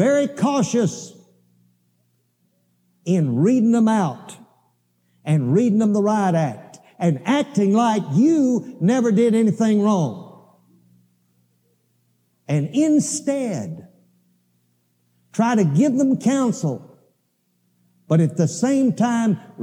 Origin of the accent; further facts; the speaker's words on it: Alabama, United States; I grew up in Alabama